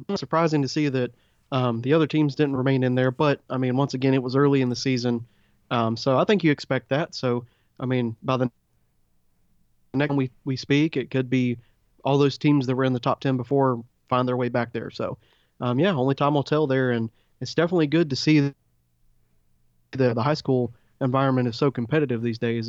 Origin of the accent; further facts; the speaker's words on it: Middle Georgia, United States; I was born and raised in Middle Georgia